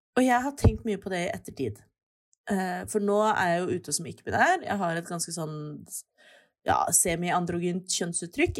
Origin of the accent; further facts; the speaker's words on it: Oslo, Norway; jeg er født og oppvokst i Oslo.